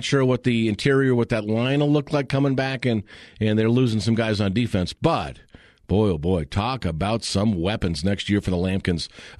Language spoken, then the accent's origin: English; California, United States; now in Colorado, United States; I grew up in California about 30 miles from a place called Buena Park.